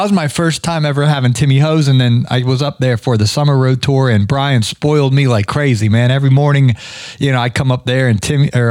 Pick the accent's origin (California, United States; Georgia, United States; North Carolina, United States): Georgia, United States; I'm from Georgia.